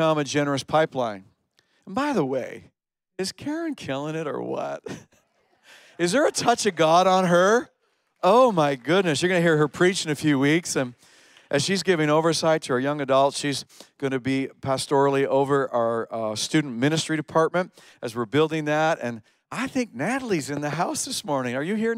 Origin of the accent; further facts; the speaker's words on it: Canada; also born or lived in upstate New York, United States; now in Cornwall, Canada; We're Canadian